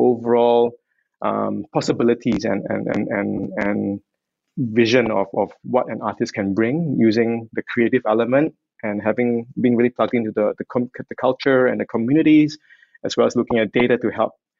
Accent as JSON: {"language": "English", "country": "Singapore", "said": "I'm Singaporean"}